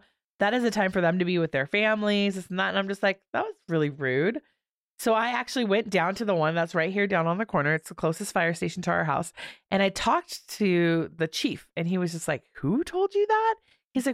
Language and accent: English; California, United States; No comment. I can't say it because I'm from California.